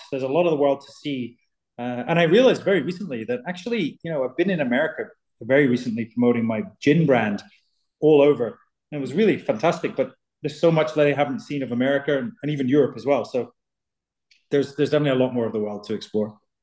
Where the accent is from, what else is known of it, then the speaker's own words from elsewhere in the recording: southwest of Scotland, United Kingdom; from where I'm from, all made in Scotland, from my from the southwest of Scotland